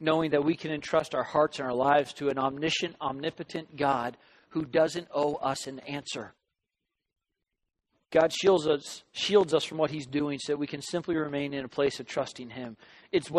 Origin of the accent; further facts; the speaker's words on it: Southern California, United States; growing up in Southern California